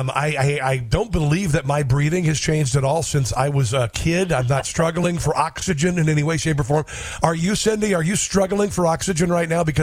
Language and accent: English; Midwest, United States; also born or lived in Washington, D.C.; now in Kansas, United States; I'm from the Midwest